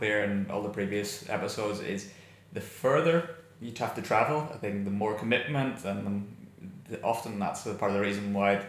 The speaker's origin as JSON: {"language": "English", "region": "Northern Ireland", "country": "United Kingdom", "tie": "born or raised there", "said": "We grew up in Northern Ireland, and not through the worst of the troubles. I think the troubles had mostly passed by the time, about 1998, the peace agreement, I was 12 by then."}